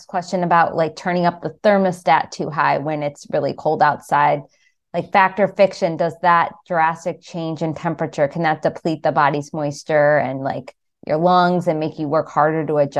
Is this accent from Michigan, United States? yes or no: yes; Michigan, United States; moved away; I'm from Michigan.